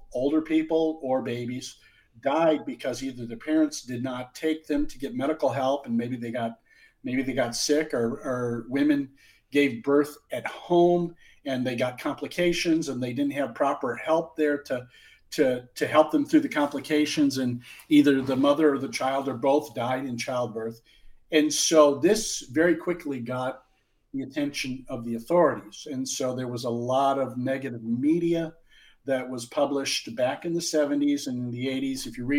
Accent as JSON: {"language": "English", "town": "Omaha", "region": "Nebraska", "country": "United States", "tie": "born there", "said": "I was born in Omaha in 1963."}